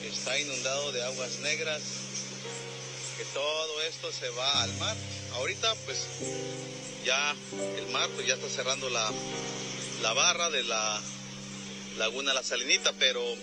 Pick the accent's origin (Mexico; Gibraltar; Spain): Mexico; Puerto Escondido, Oaxaca; simplemente somos ciudadanos locales de Puerto Escondido